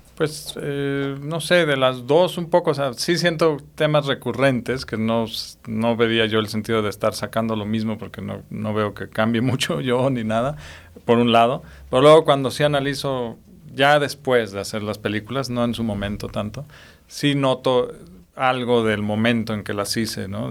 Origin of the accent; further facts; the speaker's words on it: Mexico; mi lado mexicano